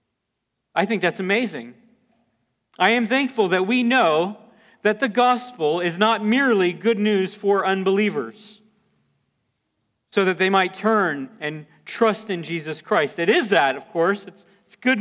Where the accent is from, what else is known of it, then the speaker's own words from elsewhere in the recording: near New Smyrna Beach, Florida, United States; I grew up in Florida. We lived near New Smyrna Beach